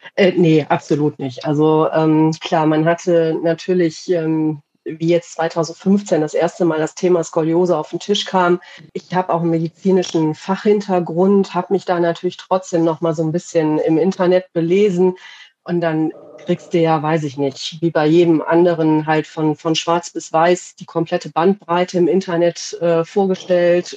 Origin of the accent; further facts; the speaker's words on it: Radevormwald, North Rhine-Westphalia, Germany; aus Rade vom Wald äh, in Deutschland, in NRW.